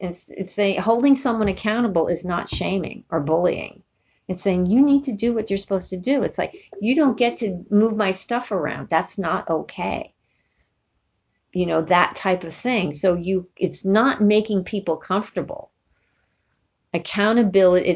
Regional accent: New York, United States; I grew up in New York

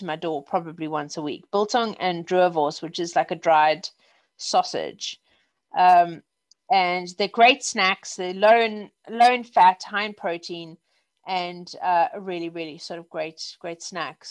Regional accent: South Africa; also born or lived in Wimbledon, London; now in London, United Kingdom; I'm South African

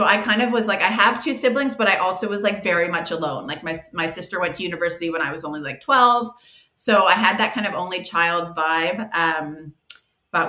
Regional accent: Halifax, Nova Scotia, Canada; I grew up in Halifax, just on the East Coast here. Born and raised here.

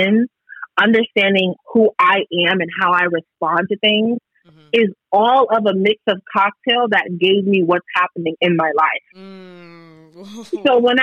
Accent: New York City, New York, United States; I am from New York, Brooklyn, born and raised

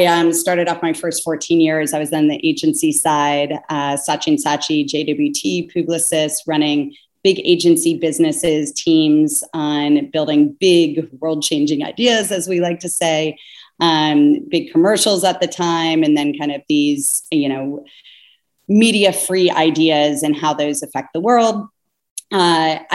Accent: Cincinnati, Ohio, United States; I was born and raised in Cincinnati

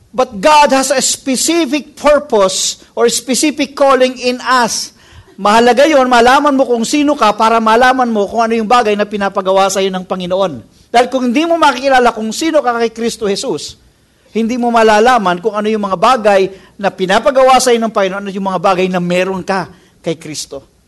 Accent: Philippines; as a Filipino people

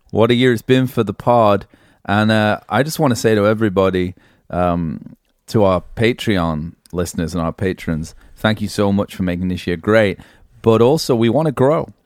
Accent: England, United Kingdom; moved away; being English

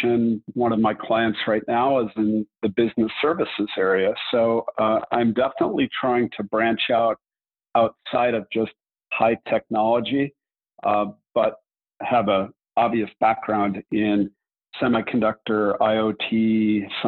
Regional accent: Southern California, United States; I grew up in Southern California, attended school in LA, USC

